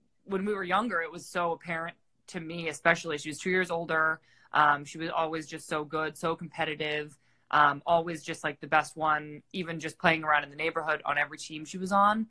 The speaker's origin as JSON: {"language": "English", "region": "Massachusetts", "country": "United States", "said": "I'm from Massachusetts"}